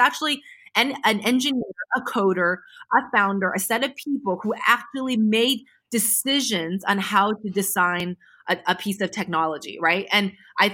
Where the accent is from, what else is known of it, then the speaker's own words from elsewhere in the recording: United States; I'm American